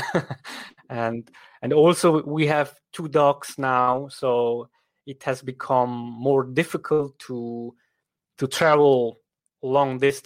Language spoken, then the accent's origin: English; Switzerland; accent: thick Swiss German dialect; first language Swiss German; English is a second language; my mother tongue is Swiss German. It's not the same than standard German, right? Because not everybody from Germany will understand me. And as a matter of fact, even Swiss German people don't always understand me because I am supposed to have a thick accent because that's due to the reason there where I grew up